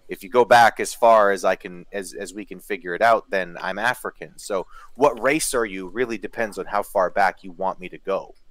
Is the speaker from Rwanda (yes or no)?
no; Canada; i'm canadian